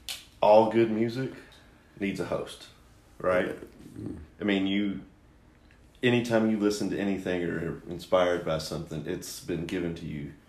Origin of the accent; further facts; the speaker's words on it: Maysville, Kentucky, United States; now in Lexington, United States; I'm from Maysville.